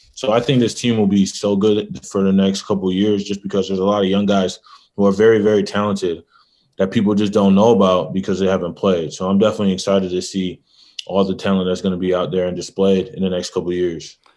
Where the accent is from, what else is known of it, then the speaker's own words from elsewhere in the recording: Michigan, United States; I'm from Michigan